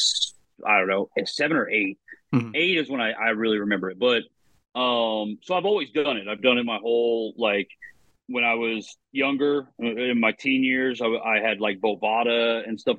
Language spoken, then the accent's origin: English; Oklahoma, United States; also born or lived in Nebraska; I grew up in Oklahoma. We don't have a pro team